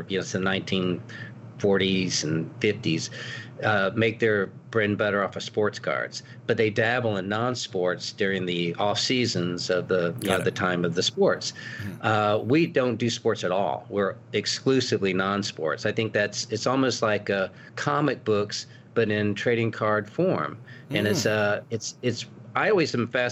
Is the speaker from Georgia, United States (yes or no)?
no; Tallahassee, Florida, United States; moved away as an adult; also born or lived in Auburn, Alabama; my father was a music dean at FSU, which was right there in my hometown